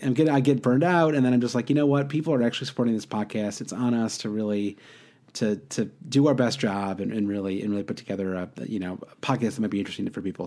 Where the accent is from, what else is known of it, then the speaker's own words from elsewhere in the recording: Midwest, United States; I grew up in the Midwest